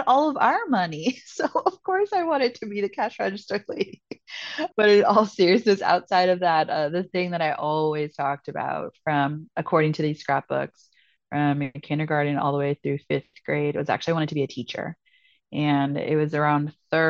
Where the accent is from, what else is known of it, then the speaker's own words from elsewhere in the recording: San Francisco, California, United States; moved away as an adult; also born or lived in Ithaca, New York; now in Greenville, United States; I was born and raised in San Francisco, and my parents are actually both from Peru